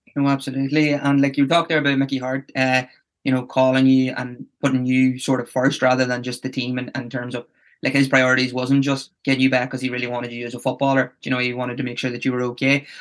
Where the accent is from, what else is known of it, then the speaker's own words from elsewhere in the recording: Tyrone, Northern Ireland, United Kingdom; I'm from Tyrone